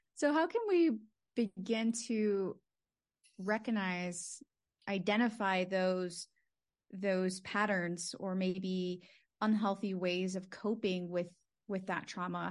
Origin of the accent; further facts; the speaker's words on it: Laredo, Texas, United States; my hometown, Laredo, Texas